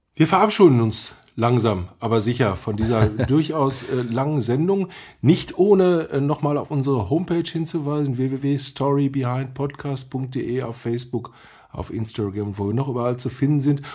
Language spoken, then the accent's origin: German; Dortmund, North Rhine-Westphalia, Germany; Ich bin halt Dortmunder